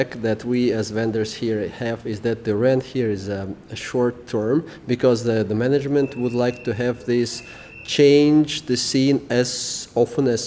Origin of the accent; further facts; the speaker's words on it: Russia; moved away as an adult; now in Kuala Lumpur, Malaysia; We come from Russia. We are here for 4 months already.